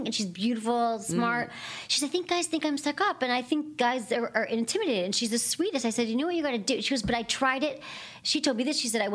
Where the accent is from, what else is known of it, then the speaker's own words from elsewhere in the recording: Michigan, United States; I'm from Michigan.